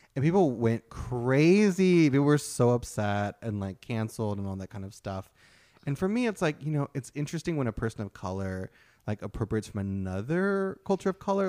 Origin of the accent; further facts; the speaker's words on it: Kentucky, United States; also born or lived in San Francisco Bay Area; now in Oakland, United States; growing up in Kentucky